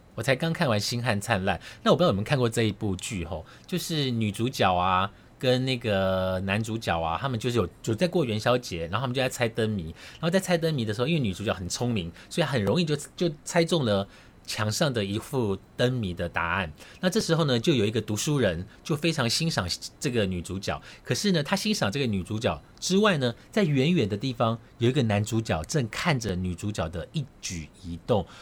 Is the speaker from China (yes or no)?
no; Taiwan; 我们台湾这边